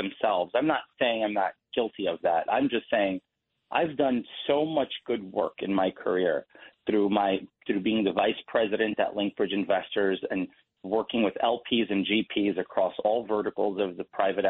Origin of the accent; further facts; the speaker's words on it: New York City, New York, United States; I was born in Elmhurst Hospital in Queens, July 22nd, 1988.